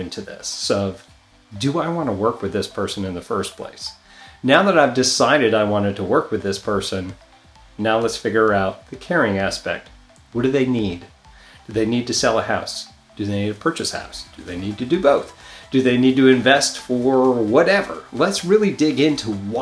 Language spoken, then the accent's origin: English; New York, United States; moved away; I come from New York, a lot of Italian people always talking with their hands